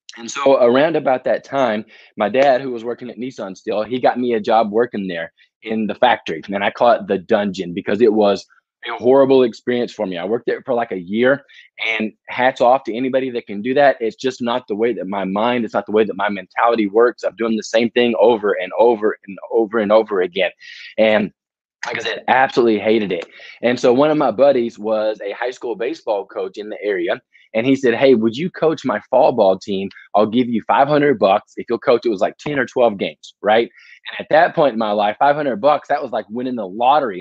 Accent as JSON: {"language": "English", "town": "Murfreesboro", "region": "Tennessee", "country": "United States", "tie": "born or raised there", "also_born_or_lived": "Jacksonville, Florida / Baton Rouge, Louisiana", "said": "Murfreesboro, Tennessee. It's about 30 minutes southeast of Nashville and so that's where I grew up"}